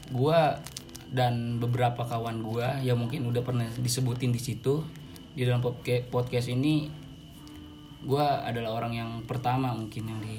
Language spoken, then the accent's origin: Indonesian; Bojonggede, West Java, Indonesia; gue berasal dari Bojonggede sebenarnya orang tua gue dari Makassar cuman semenjak gue lahir orang tua gue pindah ke Bojonggede